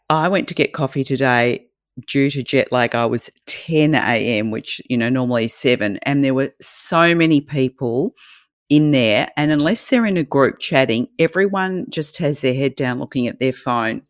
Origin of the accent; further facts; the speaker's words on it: Australia; accent: Australian; Australian, can't you tell?